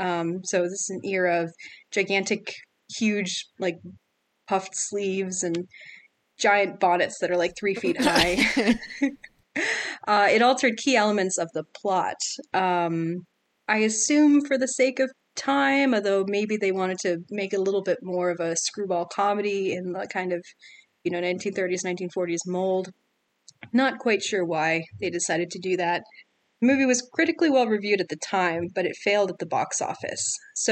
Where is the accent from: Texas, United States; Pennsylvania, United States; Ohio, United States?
Pennsylvania, United States; Philadelphia suburbs; moved away; I'm originally from the Philadelphia suburbs